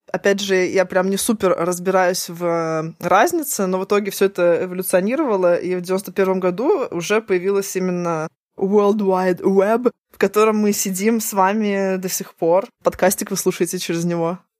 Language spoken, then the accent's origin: Russian; Saint Petersburg, Russia; я же раньше тебя родилась по, на несколько месяцев, и вот у меня тоже есть что Ленинград, СССР